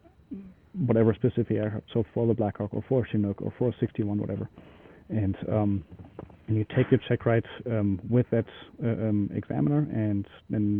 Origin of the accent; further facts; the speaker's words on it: Germany; moved away; I'm originally from Germany